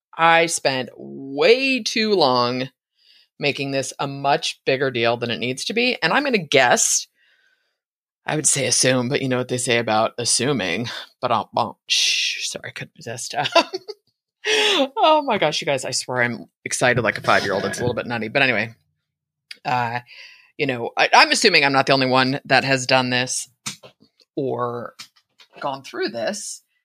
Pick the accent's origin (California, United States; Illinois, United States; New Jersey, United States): California, United States; San Francisco; moved away as an adult; now in Idaho, United States; I was born in San Francisco, raised in Northern California